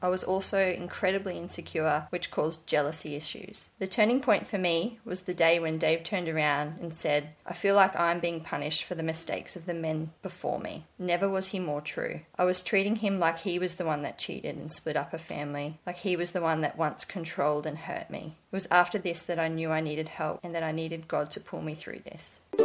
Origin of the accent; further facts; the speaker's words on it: Sydney, New South Wales, Australia; I grew up in Sydney with my mum and three sisters